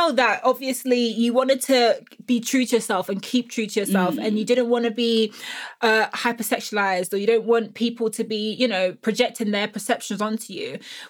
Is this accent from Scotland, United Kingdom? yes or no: no; London, United Kingdom; because I'm a Black woman, or that people, because I'm from South London